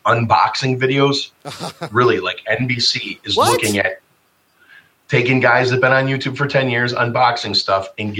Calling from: Chicago, Illinois, United States; We're located out of Chicago right now.

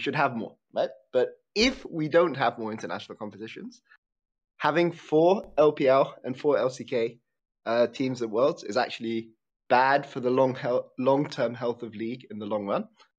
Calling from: Netherlands; Hi, I'm calling from the Netherlands.

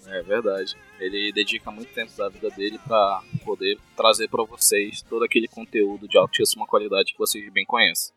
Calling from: Manaus, Amazonas, Brazil; Falo de Manaus, Amazonas

